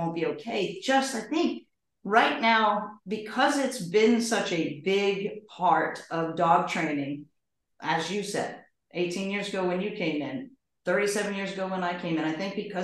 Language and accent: English; New York, United States; moved away; I'm from New York